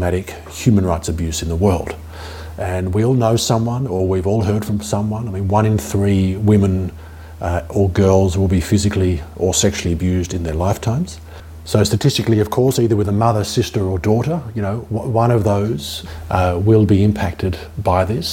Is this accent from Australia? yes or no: yes; Melbourne, Victoria, Australia; moved away as an adult; also born or lived in Cuba / Miami; I'm from Melbourne originally, Jewish background